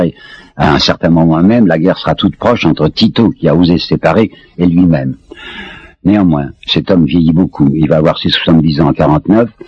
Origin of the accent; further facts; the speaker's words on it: France; je suis français